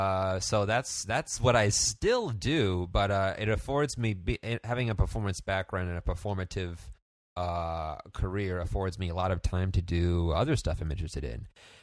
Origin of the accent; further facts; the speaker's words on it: Bergen County, New Jersey, United States; moved away as an adult; now in Boston, United States; I grew up in Bergen County, New Jersey, and I moved to Boston to study theatrical performance at Emerson College. And I graduated in 2009